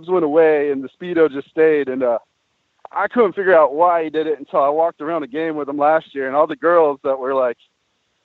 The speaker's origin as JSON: {"language": "English", "town": "Plant City", "region": "Florida", "country": "United States", "said": "I'm from Plant City."}